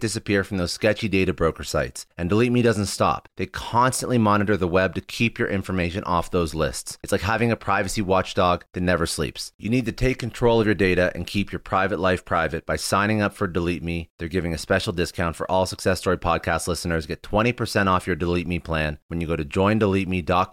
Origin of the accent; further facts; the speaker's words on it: Canada; I'm Canadian